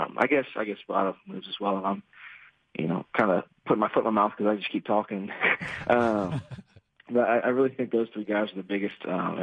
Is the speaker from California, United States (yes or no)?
no; Gahanna, Ohio, United States; Yes, sir, Gahanna.